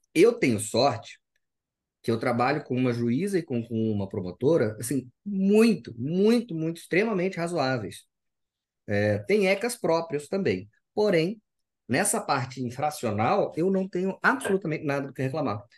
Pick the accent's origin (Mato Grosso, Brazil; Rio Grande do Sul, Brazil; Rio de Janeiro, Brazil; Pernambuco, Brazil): Mato Grosso, Brazil; Cuiabá; also born or lived in São Paulo; eu sou do Mato Grosso, sou cuiabano.